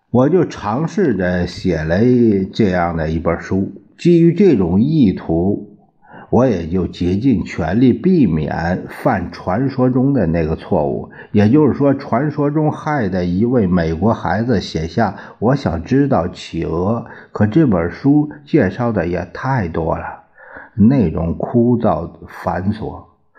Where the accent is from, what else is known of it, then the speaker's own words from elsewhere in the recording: China; 我们中国人